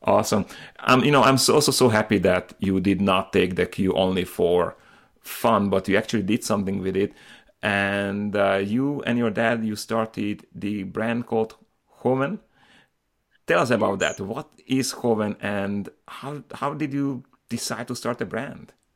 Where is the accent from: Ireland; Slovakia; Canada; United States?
Slovakia; moved away; I'm originally from Slovakia